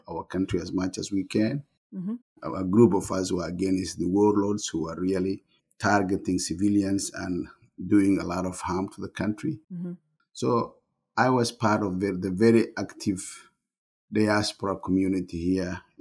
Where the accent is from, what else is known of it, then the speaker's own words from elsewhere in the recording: Brava, Lower Shabelle, Somalia; moved away as an adult; also born or lived in Mogadishu, Somalia / Italy / Berlin, Germany; I was born and raised in Somalia. I grew up in a town called Brawa, which is about 214 kilometers